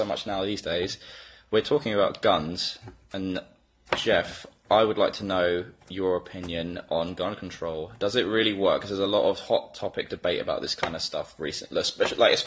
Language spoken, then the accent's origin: English; Brighton, South East England, United Kingdom; moved away as an adult; also born or lived in California; broadcasting from my hometown of Brighton, England, where I've predominantly grown up